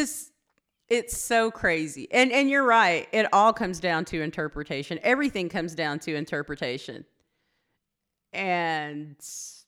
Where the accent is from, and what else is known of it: Anadarko, Oklahoma, United States; born or raised there